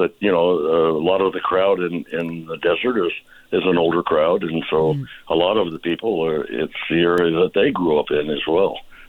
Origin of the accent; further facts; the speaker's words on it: Seattle, Washington, United States; moved away as an adult; now in Indian Wells area, United States; I was born in Seattle, Washington